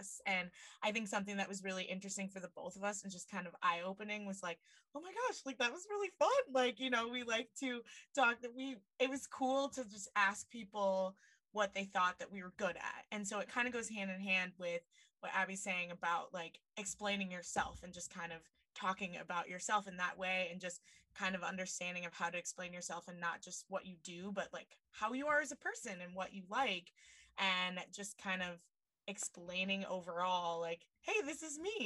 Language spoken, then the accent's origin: English; Mason City, Iowa, United States; moved away; I grew up in Mason City